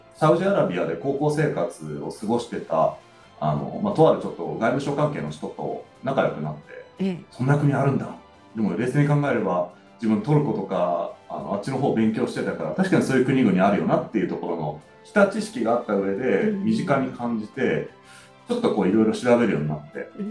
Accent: Oita, Japan; moved away as an adult; 私大分出身なので

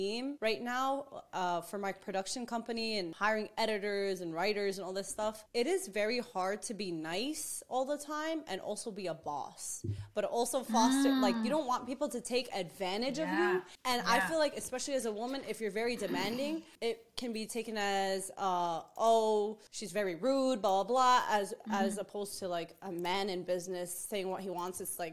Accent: New York City, New York, United States; I grew up in Queens, New York, where everybody was a savage

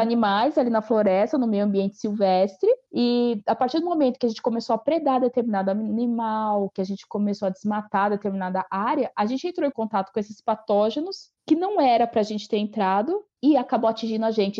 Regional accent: Atibaia, São Paulo, Brazil; moved away as an adult; also born or lived in Piracaia; now in Gonçalves, Brazil; Eu sou natural de, é, de Piracaia, nasci em Piracaia, mas eu, eu cresci e fui criada em, em Atibaia

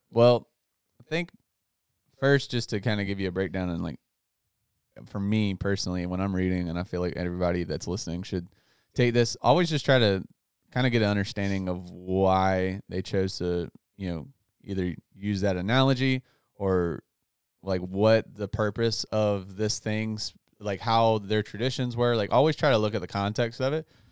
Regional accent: Outer Banks, North Carolina, United States; moved away; my hometown in the Outer Banks

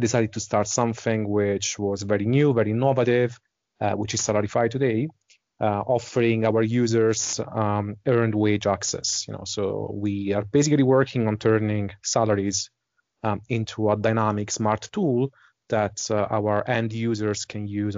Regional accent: Italy; accent: Italian; English is a second language; moved away as an adult; also born or lived in Dublin, Ireland; now in Switzerland; So I'm originally from Italy, as my accent might suggest, but I spent pretty much the last 20 years of my life outside Italy.

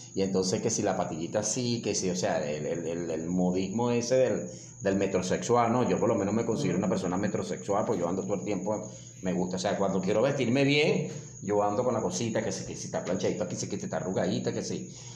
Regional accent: Venezuela; el extranjero nos identifica que somos venezolanos

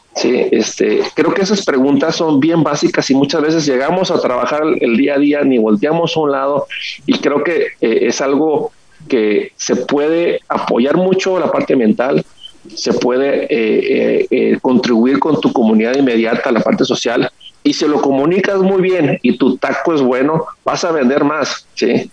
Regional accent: Ensenada, Baja California, Mexico; soy de Ensenada, Baja California

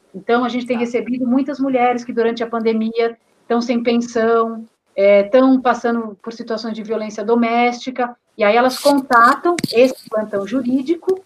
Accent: Taboão da Serra, São Paulo, Brazil; eu sou aqui do Taboão da Serra, município colado, à é periferia sul de São Paulo, né? Nasci, cresci aqui

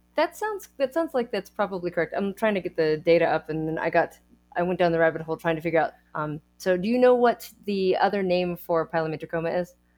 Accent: Texas, United States; I am a Texan

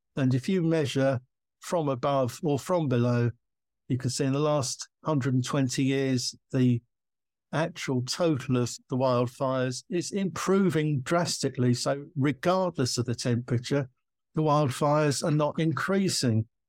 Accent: United Kingdom; I'm British

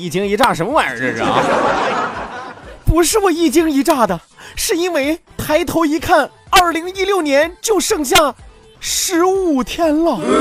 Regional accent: Shandong, China; 山东孔子早就暴露了咱们山东人愿意说倒装句的习惯了

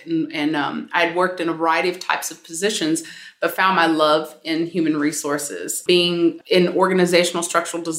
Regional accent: San Francisco, California, United States; moved away as an adult; now in Philadelphia, United States; San Francisco Bay Area, born and raised and educated there for college

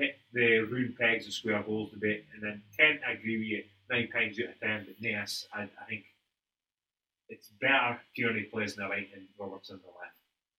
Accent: Scotland, United Kingdom; Being Scottish, you're never comfortable.

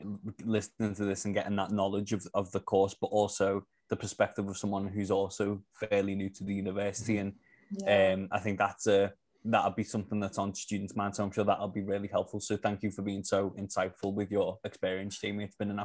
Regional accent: Liverpool, North West England, United Kingdom; as a Scouser

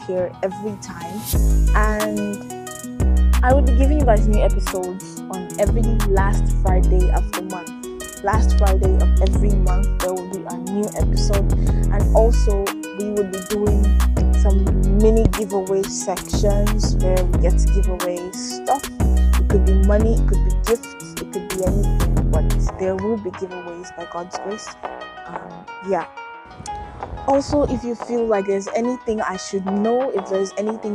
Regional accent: Nigeria; now in Philippines; I am a medical student in the Philippines, but I am originally from Nigeria

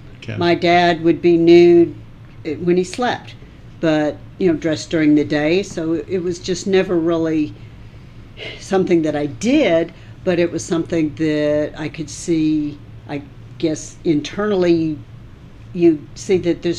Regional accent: Florida, United States; moved away; also born or lived in Arkansas; I grew up in Florida.

